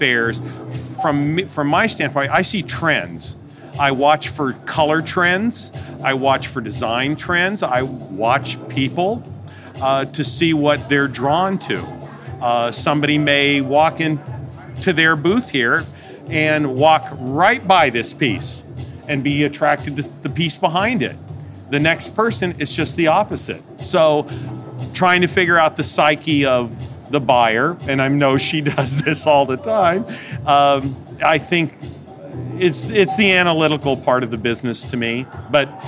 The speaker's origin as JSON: {"language": "English", "town": "Chattanooga", "region": "Tennessee", "country": "United States", "also_born_or_lived": "Santa Fe, New Mexico", "said": "I am from Chattanooga, Tennessee"}